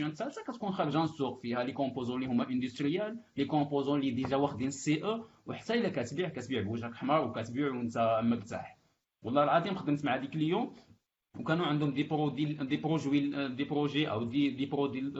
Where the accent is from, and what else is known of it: Morocco